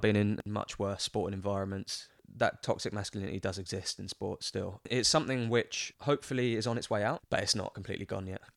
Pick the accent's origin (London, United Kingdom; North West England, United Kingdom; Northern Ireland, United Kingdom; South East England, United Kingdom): London, United Kingdom; accent: Cockney; also born or lived in Birmingham; growing up in England